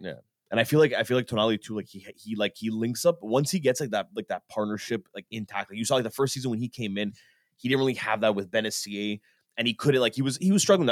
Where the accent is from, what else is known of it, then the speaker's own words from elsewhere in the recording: Canada; we're Canadian